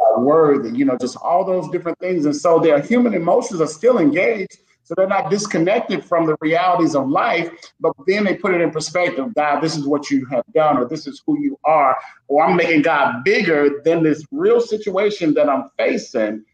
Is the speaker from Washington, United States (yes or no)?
no; Chicago, Illinois, United States; I grew up in Chicago, so I know about things being on the run, growing up in the streets